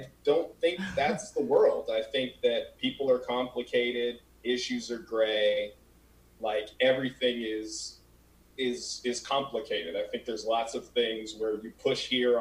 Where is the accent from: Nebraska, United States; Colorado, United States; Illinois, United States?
Colorado, United States; moved away as an adult; now in California, United States